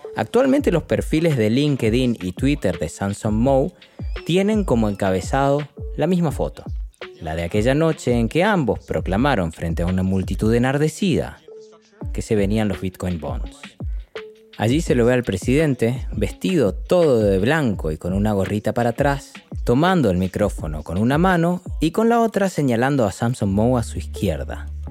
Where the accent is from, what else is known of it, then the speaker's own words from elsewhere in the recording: Argentina; del país donde nací. En Argentina